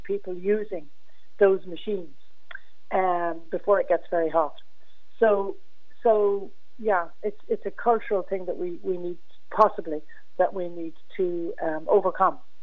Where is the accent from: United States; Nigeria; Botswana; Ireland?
Ireland; as Irish people